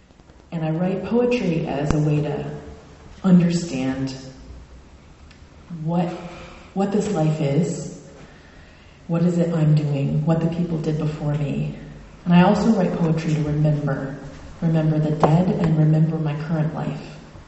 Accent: Florida, United States; now in Maine, United States; So I'm originally from South Florida, and I married a Mainer, and my only brother, also moved to Maine.

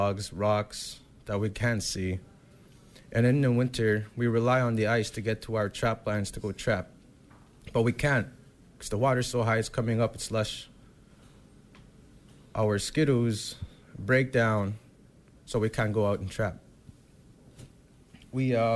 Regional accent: Manitoba, Canada; I came from Canada and Manitoba all the way to the States

